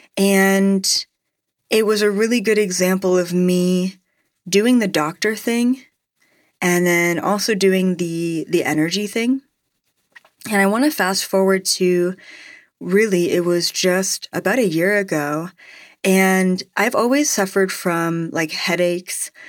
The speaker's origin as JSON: {"language": "English", "country": "Canada", "said": "as a Canadian"}